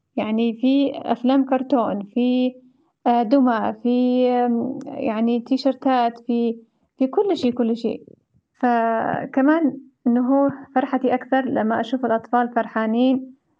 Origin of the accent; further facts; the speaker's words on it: Yemen; إحنا كيمنيين